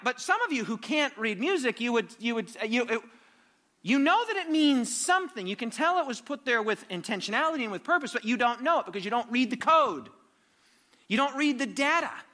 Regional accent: United States; I'm from America, as you know, probably can detect by my accent

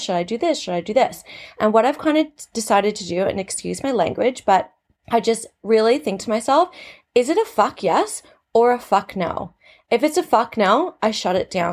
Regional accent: Canada; now in Australia; I'm from Canada, living in Australia

